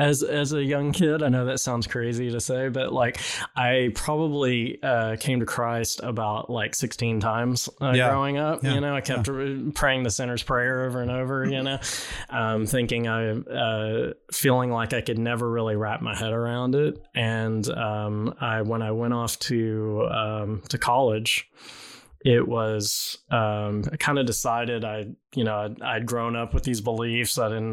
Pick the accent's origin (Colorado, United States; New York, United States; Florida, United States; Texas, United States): Texas, United States; moved away; I grew up in Texas